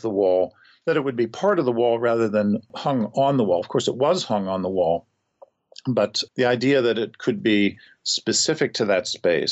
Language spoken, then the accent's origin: English; St. Louis, Missouri, United States; the St. Louis Art Museum, my hometown museum